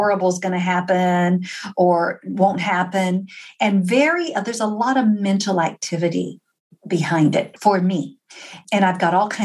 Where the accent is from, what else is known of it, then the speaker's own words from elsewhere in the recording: Texas, United States; I'm from Texas